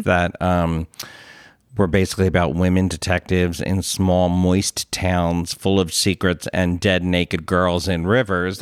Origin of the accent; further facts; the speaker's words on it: Philadelphia, Pennsylvania, United States; as a Philadelphian, it's fun that everyone is so into the accent